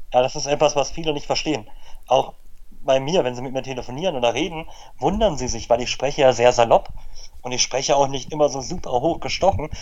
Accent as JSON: {"language": "German", "region": "Berlin", "country": "Germany", "tie": "born or raised there"}